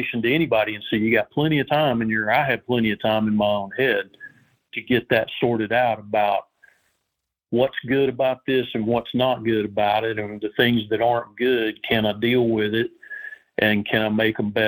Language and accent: English; Southern Appalachia, United States; also born or lived in Florida Keys / Alaska; now in Georgia, United States; I grew up in Southern Appalachia